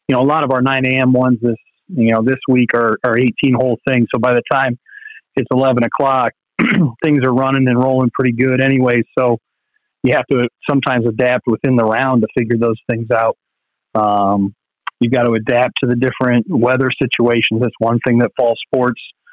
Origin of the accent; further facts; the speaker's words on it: hometown where Pike Run golf course is, Ohio, United States; Pike Run, which is very nice for me. It's in my hometown. It's where I live